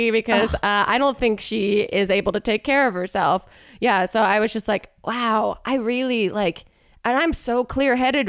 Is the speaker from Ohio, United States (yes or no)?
no; New Jersey, United States; now in Los Angeles, United States; I'm from Jersey